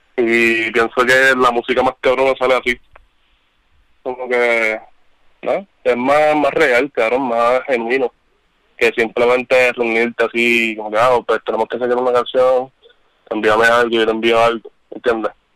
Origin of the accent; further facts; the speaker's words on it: Trujillo Alto, Puerto Rico; yo soy de Trujillo. Yo soy un arrecostado.